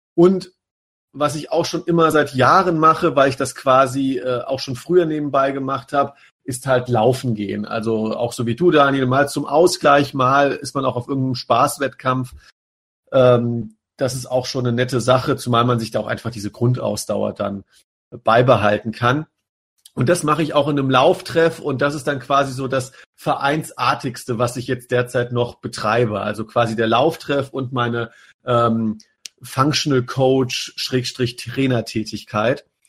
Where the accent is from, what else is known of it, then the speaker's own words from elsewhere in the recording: Rhine-Main area, Germany; wir kommen ja alle hier aus dem Rhein-Main-Gebiet